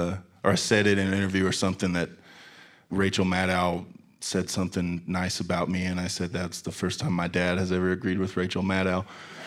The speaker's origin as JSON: {"language": "English", "town": "Tulsa", "region": "Oklahoma", "country": "United States", "tie": "born or raised there", "said": "growing up in Tulsa really made an impact on my music"}